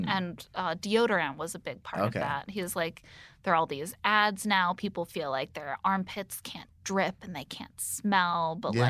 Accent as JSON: {"language": "English", "region": "Indiana", "country": "United States", "said": "Oh, I'm from Indiana."}